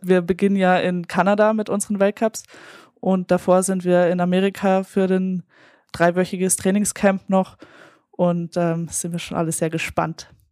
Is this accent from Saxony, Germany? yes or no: no; 20 minutes from Munich, Bavaria, Germany; in München, äh, was ja auch fast meine Heimatstadt ist. Also ich bin 20 Minuten davon aufgewachsen